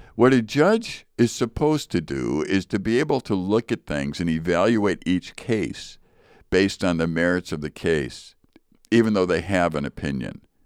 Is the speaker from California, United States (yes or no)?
no; Chicago, Illinois, United States; I grew up in Chicago.